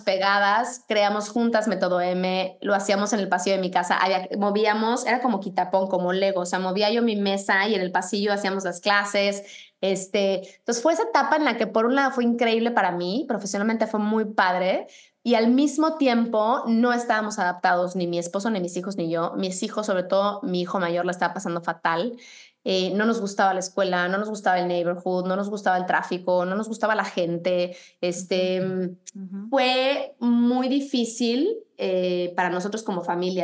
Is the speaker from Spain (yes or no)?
no; Mexico City, Mexico; moved away as an adult; now in United States; creciendo en México y habiendo estudiado en la Ciudad de México